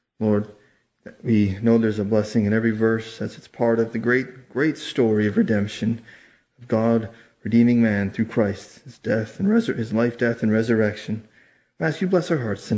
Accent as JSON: {"language": "English", "region": "Yukon", "country": "Canada", "said": "I'm from the Yukon Territory"}